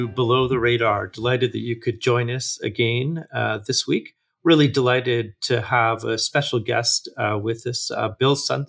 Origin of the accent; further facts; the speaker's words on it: Williams Lake, British Columbia, Canada; I grew up in Williams Lake, in the same town that you were raised